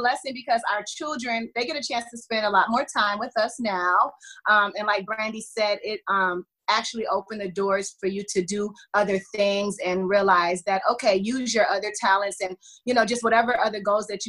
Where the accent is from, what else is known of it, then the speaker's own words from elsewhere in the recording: Atlanta, Georgia, United States; also born or lived in Detroit, Michigan; I lived there until I was like 5 years old, and then I moved to Atlanta. So I'm from Atlanta.